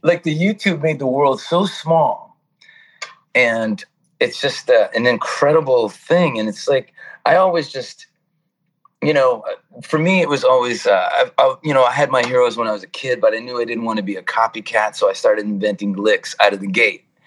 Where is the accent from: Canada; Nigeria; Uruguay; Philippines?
Canada; Toronto, Ontario; moved away as an adult; now in California, United States; I'm yeah, Toronto. Born, born and raised in Toronto, Canada. Uh, moved to California in '97